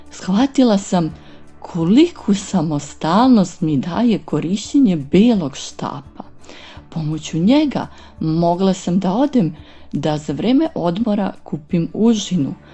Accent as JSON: {"language": "Croatian", "town": "Niš", "region": "Nišava District", "country": "Serbia", "said": "dolazim iz Niša."}